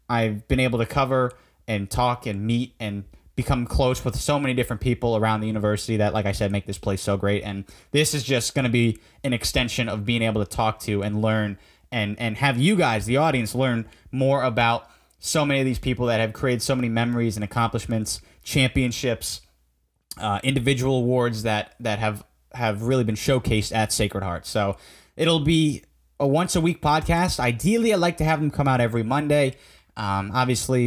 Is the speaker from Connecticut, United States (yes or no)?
yes; Fairfield, Connecticut, United States; I was raised in Fairfield, Connecticut